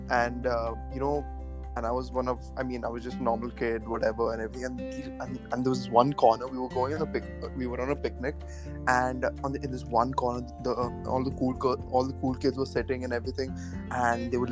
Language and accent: English; Pune, Maharashtra, India; moved away; also born or lived in Coventry; I'm from Pune, India.